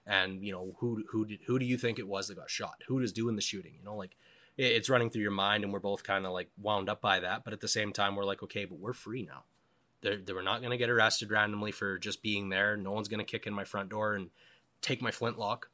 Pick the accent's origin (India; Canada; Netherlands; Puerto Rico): Canada; Cranbrook, British Columbia; also born or lived in Alberta; now in Yukon, Canada; I lived B C half my life. I was born in Cranbrook